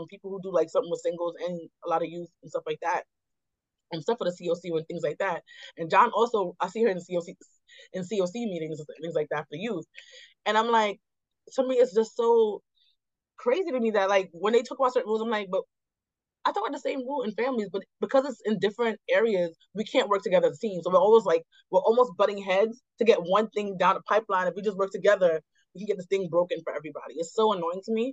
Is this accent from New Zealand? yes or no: no; Jamaica; now in New York, United States; I'm Jamaican.